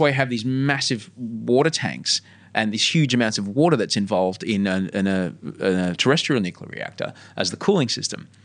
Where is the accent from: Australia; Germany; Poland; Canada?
Australia